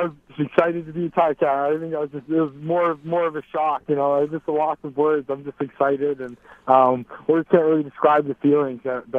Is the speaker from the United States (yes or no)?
no; Hamilton, Ontario, Canada; Definitely just growing up in Hamilton and being there, like when his dad was coaching there and playing there.